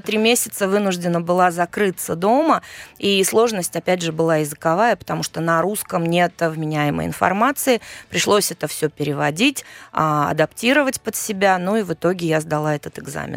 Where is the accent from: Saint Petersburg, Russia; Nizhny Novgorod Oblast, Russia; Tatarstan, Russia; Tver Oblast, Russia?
Saint Petersburg, Russia; moved away as an adult; now in Prague, Czech Republic; я родилась в Ленинграде